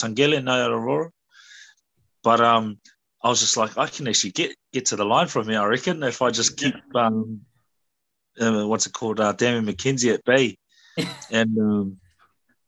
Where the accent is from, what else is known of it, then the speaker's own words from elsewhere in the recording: New Zealand; moved away as an adult; also born or lived in Australia / London, United Kingdom; although I grew up here